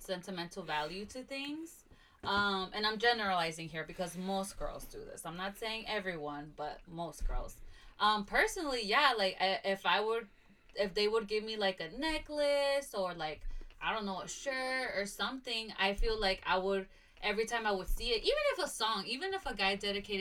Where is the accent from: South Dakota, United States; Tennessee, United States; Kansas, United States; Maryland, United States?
Tennessee, United States; Nashville; also born or lived in Kankakee, Illinois; I was also raised here I was raised in Nashville